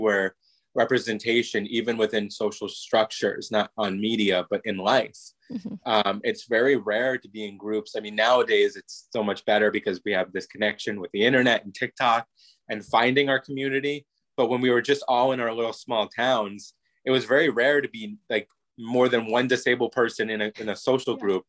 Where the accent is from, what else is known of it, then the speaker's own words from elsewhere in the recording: New York, United States; also born or lived in Florida; now in California, United States; I'm originally from New York, but I was living in Florida as a teenager